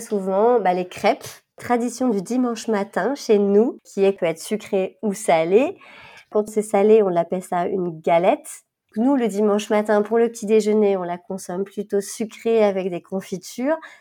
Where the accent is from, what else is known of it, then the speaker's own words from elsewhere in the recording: France; moved away as an adult; now in Switzerland; Normandie, qui était proche de ma région natale